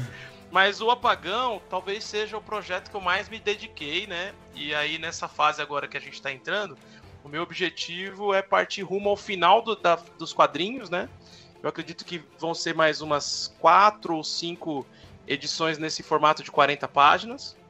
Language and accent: Portuguese; São Paulo, Brazil; Sou filho de dois nordestinos, sou de São Mateus.